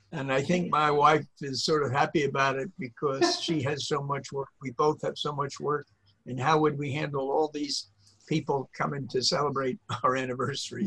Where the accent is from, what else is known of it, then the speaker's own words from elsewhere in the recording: the North, United States; moved away as an adult; I was from the North and I went to the South